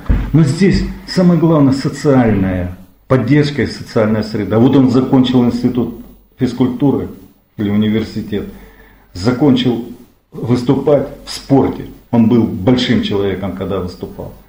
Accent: Krasnodar Krai, Russia; мы кубанцы

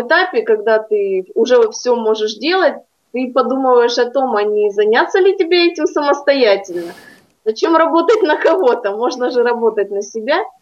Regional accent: Primorsky Krai, Russia; в родном краю

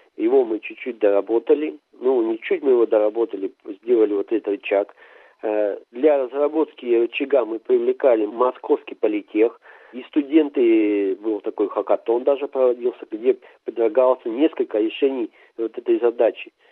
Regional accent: Arti, Sverdlovsk Oblast, Russia; Я родился в Свердловской области, поселок Арти, и вырос там, и школу там закончил

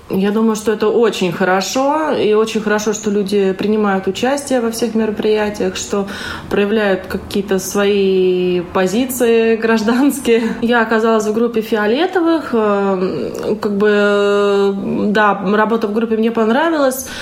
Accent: Voronezh, Voronezh Oblast, Russia; я из Воронежа.

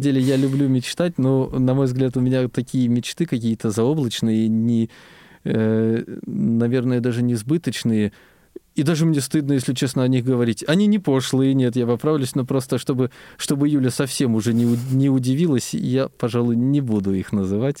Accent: Biysk, Altai Krai, Russia; moved away as an adult; родился я в Алтайском крае и, собственно, вырос там же, учился я а, в школе-интернате для слепых слабовидящих детей в городе Бийске

